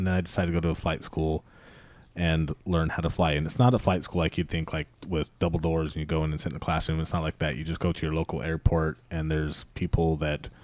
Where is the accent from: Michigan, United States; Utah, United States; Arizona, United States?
Utah, United States; West Jordan; also born or lived in Provo, Utah; I was born and raised in a little town called West Jordan, which is not so little anymore, which is a suburb of Salt Lake City.